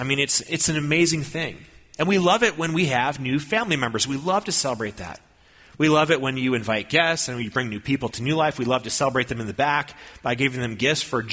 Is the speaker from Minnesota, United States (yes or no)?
yes; Minnesota, United States; I grew up in Minnesota